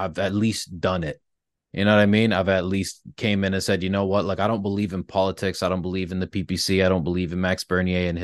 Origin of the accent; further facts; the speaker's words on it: Brantford, Ontario, Canada; became somebody in my hometown that people could, like, rely on